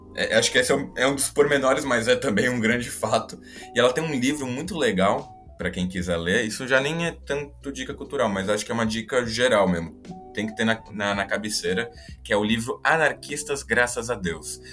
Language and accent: Portuguese; Portugal; voltando aqui para a minha terrinha, para Portugal